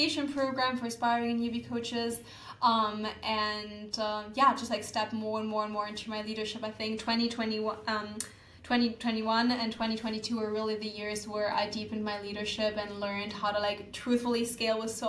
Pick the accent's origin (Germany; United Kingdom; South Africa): Germany; moved away as an adult; now in Bali, Indonesia; I need to get out of Germany. Like, I don't feel connected to my home country.